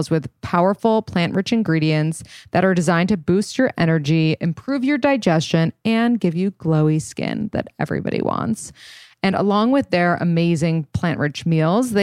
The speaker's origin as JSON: {"language": "English", "town": "New York City", "region": "New York", "country": "United States", "tie": "born or raised there", "said": "we grew up in New York City"}